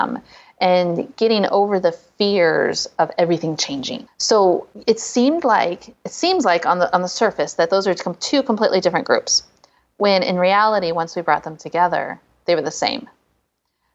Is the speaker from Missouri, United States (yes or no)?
yes; St. Louis, Missouri, United States; my hometown, St. Louis, Missouri.